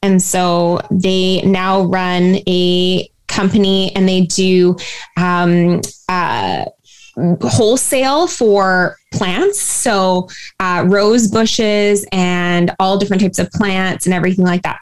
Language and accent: English; Surrey, British Columbia, Canada; I actually grew up in a uh, town of Surrey, which is about an hour away from Vancouver